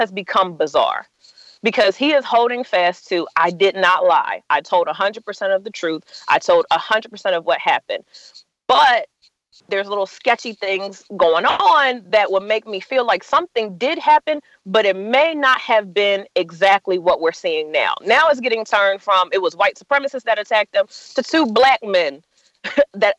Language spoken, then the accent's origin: English; Philadelphia, Pennsylvania, United States; I'm from Philly.